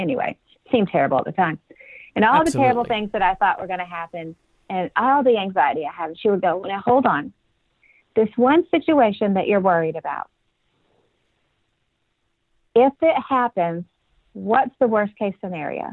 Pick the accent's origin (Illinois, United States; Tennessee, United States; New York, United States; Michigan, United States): Tennessee, United States; Nashville; my hometown of Nashville